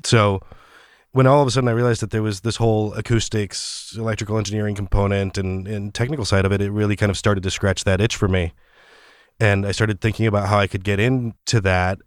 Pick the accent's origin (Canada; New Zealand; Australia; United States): United States; Orange County, California; moved away as an adult; also born or lived in Mexico City, Mexico / Los Angeles; now in San Francisco, United States; we moved to Orange County in Southern California